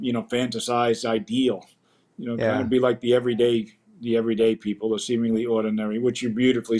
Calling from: Chicago, Illinois, United States; I'm coming in from Chicago.

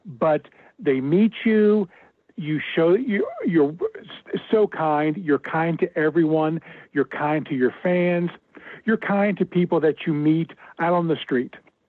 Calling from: Cincinnati, Ohio, United States; from Cincinnati.

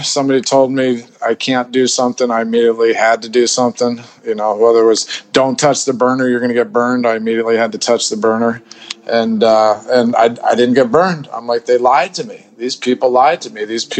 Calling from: Bangkok, Thailand; I'm calling from Bangkok in Thailand, Southeast Asia.

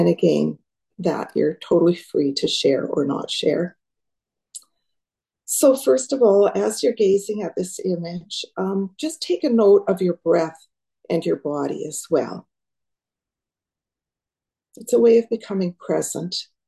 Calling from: Nicola Lake, British Columbia, Canada; I'm joining from Nicola Lake, which is about a 2.5 hour drive north east of Abbotsford through the mountains and into more of desert country of the interior of BC.

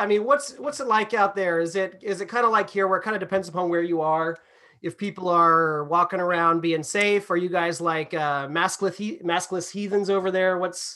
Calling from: California, United States; I'm phoning in from California, kind of more progressive politically.

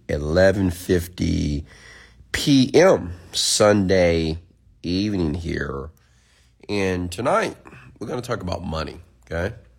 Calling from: Houston, Texas, United States; I'm calling from Houston, Texas.

